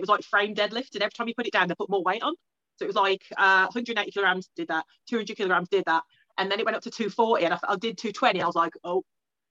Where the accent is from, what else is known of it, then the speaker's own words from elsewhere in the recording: Newtown, England, United Kingdom; I'm like full English. I was born in Newtown, which is like a slightly dodgy area